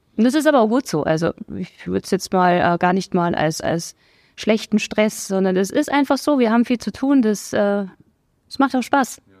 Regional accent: Memmingen, Bavaria, Germany; moved away as an adult; also born or lived in Augsburg; now in Dasing, Germany; ich bin geboren in Memmingen im schönen Allgäu, ähm, bin dort auch zur Schule gegangen

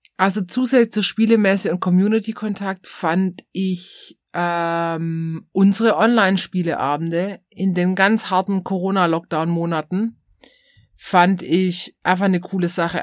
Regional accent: Swabia, Baden-Württemberg, Germany; accent: Swabian; unseren schwäbischen Akzent

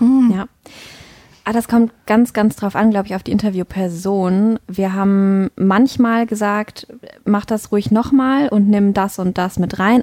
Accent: North Rhine-Westphalia, Germany; finde meine Heimat jetzt ländlicher und idyllischer

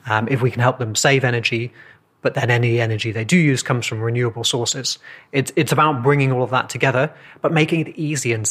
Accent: England, United Kingdom; I'm from England

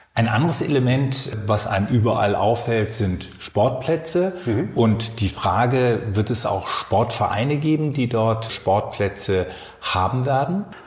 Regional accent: Berlin, Germany; Ich komme aus Frohnau, da kennen wir diese Teiche

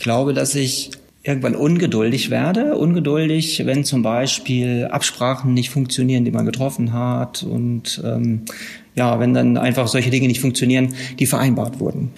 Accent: Herford district, North Rhine-Westphalia, Germany; Ich komme aus dem Kreis Herford in Westfalen.

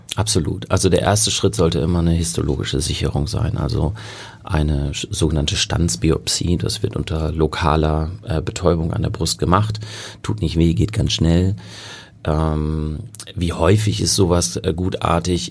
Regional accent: North Rhine-Westphalia, Germany; moved away as an adult; also born or lived in Münster / Kiel / South Africa / England; now in Hamburg, Germany; ich bin ursprünglich Westfale

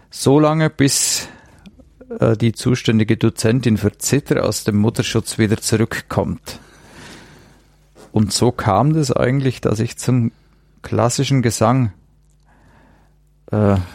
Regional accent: Bad Oberdorf, Bavaria, Germany; Ich stamme aus Bad Oberdorf. Das ist ein Ortsteil von Bad Hindelang.

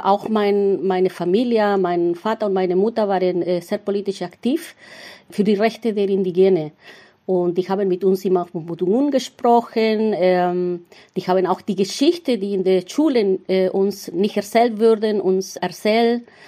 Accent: Mapuche reservation in southern Chile, Chile; first language Mapudungun; German is a second language; moved away as an adult; now in Berlin, Germany; Ich bin in einem Reservat aufgewachsen in Südchile, äh, in einem Mapuche-Reservat

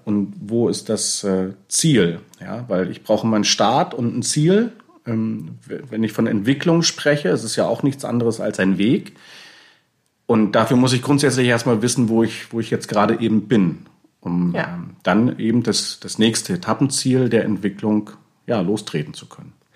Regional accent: Bremen, Germany; wir kommen ja aus Bremen, wir, wir lieben Bremen

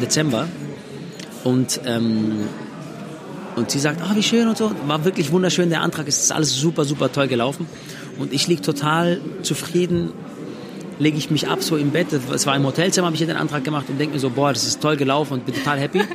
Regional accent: Swabia, Baden-Württemberg, Germany; Die zweite Mama, die ich habe, ist Deutschland, weil ich hier geboren bin

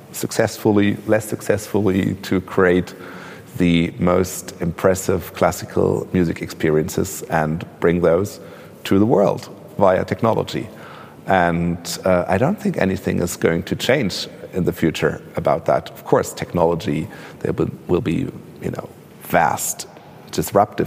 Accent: Braunschweig, Lower Saxony, Germany; now in Berlin, Germany; I grew up in Braunschweig, which also has a vibrant cultural life

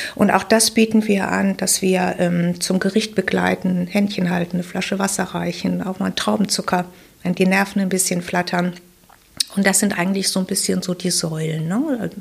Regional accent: Wuppertal, North Rhine-Westphalia, Germany; ich bin geboren in Wuppertal. Ich habe die Schule in Wuppertal besucht

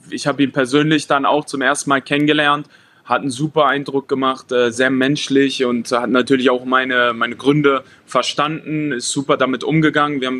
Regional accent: Hanover, Lower Saxony, Germany; wir kommen ja aus Hannover

